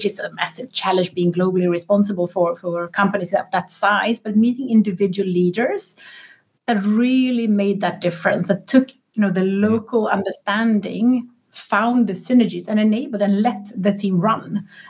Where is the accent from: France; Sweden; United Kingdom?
Sweden